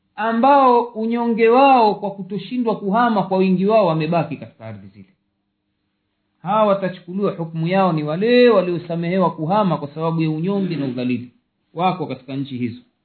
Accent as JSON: {"language": "Swahili", "country": "Tanzania", "moved": "yes", "said": "kule kwetu tanzania kipindi cha ujamaa na kujitegemea"}